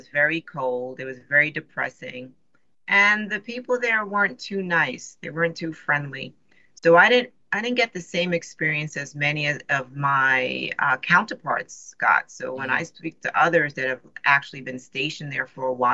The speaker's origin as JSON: {"language": "English", "town": "New York City", "region": "New York", "country": "United States", "tie": "born or raised there", "moved": "yes", "said": "I grew up in New York City"}